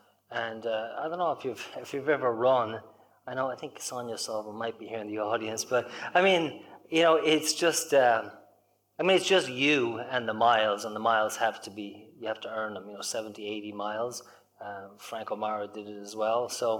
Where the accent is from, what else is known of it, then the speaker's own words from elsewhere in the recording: Limerick, Munster, Ireland; moved away as an adult; also born or lived in Dublin; now in Indiana, United States; So I'm from Limerick originally, and I was there until I was about five, went up to Dublin, and liked Dublin, and but decided at the age of 12 or 13 that I wanted to go back to Limerick, I wanted to go back to the country.